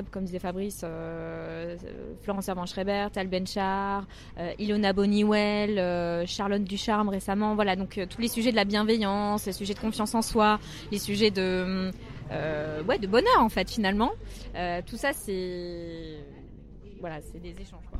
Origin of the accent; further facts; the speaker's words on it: Metz, Grand Est, France; moved away; also born or lived in Paris / China; j'ai habité à Metz pendant très longtemps